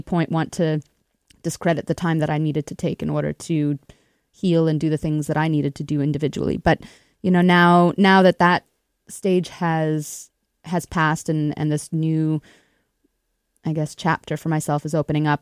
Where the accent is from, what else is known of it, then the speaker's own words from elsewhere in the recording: Winnipeg, Manitoba, Canada; I grew up in Winnipeg itself